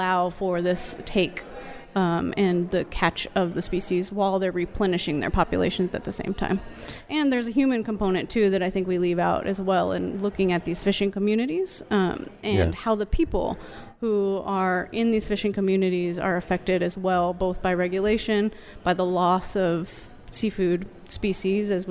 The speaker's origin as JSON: {"language": "English", "town": "Aransas Pass", "region": "Texas", "country": "United States", "tie": "born or raised there", "said": "I grew up in Aransas Pass, Texas, and used to be the shrimp capital of the United States."}